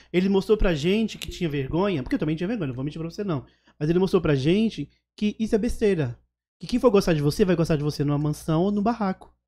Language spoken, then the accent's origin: Portuguese; Alagoas, Brazil; also born or lived in Paraisópolis, São Paulo; now in São Paulo, Brazil; Eu sou de Alagoas. Então eu só ia pra Alagoas, só ia pra Maceió